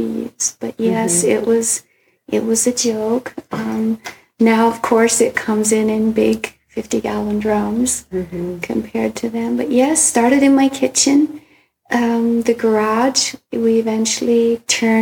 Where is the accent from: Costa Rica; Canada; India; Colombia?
Costa Rica; moved away; I grew up in Costa Rica with my dad having coffee plants and helping pick it